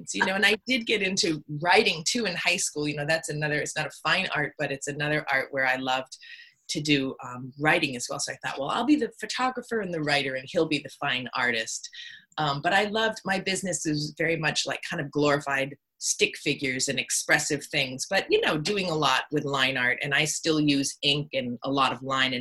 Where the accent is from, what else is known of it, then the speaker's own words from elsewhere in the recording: Hollis, New Hampshire, United States; also born or lived in Portsmouth, New Hampshire; I was raised in Hollis, New Hampshire, which is where I've moved back